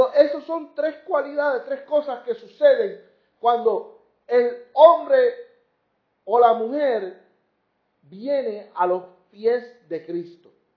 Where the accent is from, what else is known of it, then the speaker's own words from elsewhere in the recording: Puerto Rico; como decimos aquí en Puerto Rico